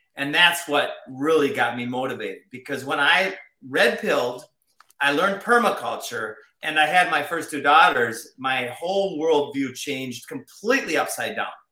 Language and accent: English; Minnesota, United States; I grew up in Minnesota